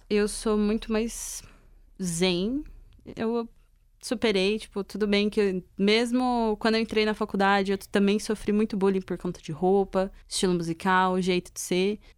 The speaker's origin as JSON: {"language": "Portuguese", "town": "Caraguatatuba", "region": "São Paulo", "country": "Brazil", "tie": "born or raised there", "said": "eu saí de São Paulo e mudei para pra Caraguá, que é o litoral norte de São Paulo"}